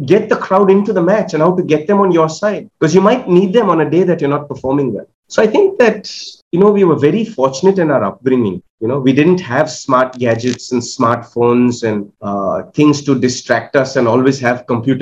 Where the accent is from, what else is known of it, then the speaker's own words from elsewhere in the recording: Kolkata, West Bengal, India; growing up in Calcutta